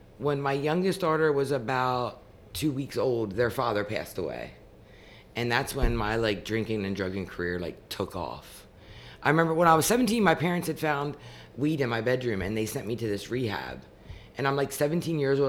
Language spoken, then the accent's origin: English; Wrightsville, Pennsylvania, United States; also born or lived in Marietta; I grew up in Wrightsville, which is where the ranch is